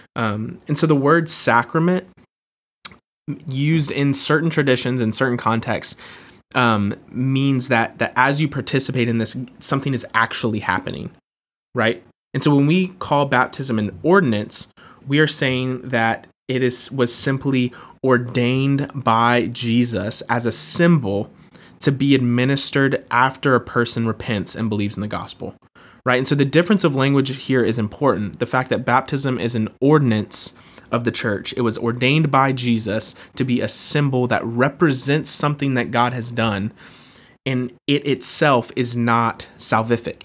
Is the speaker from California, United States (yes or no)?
no; Jacksonville, Florida, United States; I was born and raised in Jacksonville, Florida, and uh, love where I'm from